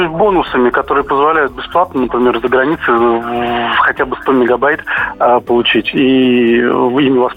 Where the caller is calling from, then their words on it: Moscow, Russia; А, я звоню вам из Москвы